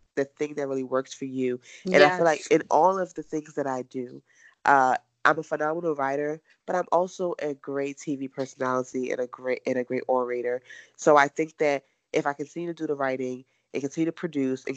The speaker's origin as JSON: {"language": "English", "town": "Philadelphia", "region": "Pennsylvania", "country": "United States", "tie": "born or raised there", "also_born_or_lived": "Queens, New York / Washington, D.C.", "moved": "as an adult", "said": "I was born in Queens, New York. I was raised in Philly, and I grew into a woman in D.C."}